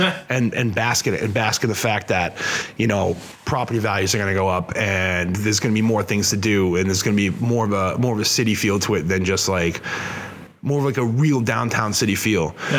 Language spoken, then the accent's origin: English; Worcester, Massachusetts, United States; I'm from Worcester